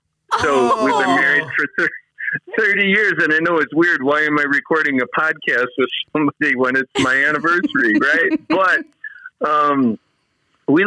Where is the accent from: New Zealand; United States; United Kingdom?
United States; Wisconsin; moved away as an adult; also born or lived in Twin Cities, Minnesota; I grew up in Wisconsin